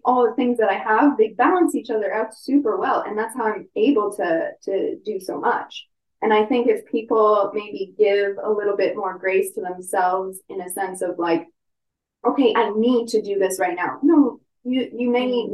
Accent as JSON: {"language": "English", "region": "Ontario", "country": "Canada", "moved": "yes", "said": "I'm from Ontario originally."}